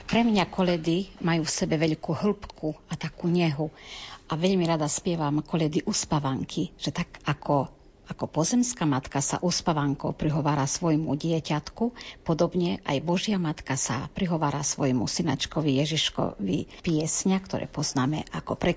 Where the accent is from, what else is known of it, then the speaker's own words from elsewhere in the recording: Ďačov, Prešov Region, Slovakia; Ja som sa narodila v Ďačove, kde sa živo udržiavali ľudové piesne, zvyky, tradície a tie prekrásne spevy.